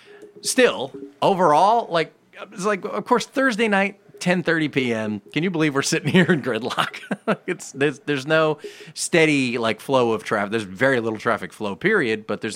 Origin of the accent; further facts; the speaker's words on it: Southern California, United States; I grew up near the beach. Southern California.